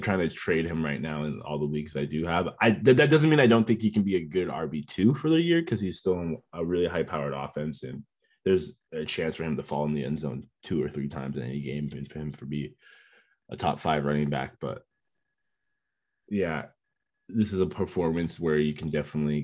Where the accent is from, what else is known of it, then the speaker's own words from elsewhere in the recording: Washington, United States; I'm from the Washington State area